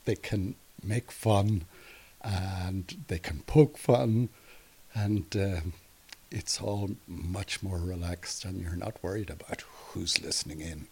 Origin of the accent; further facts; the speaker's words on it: Derry, Northern Ireland, United Kingdom; I grew up in Derry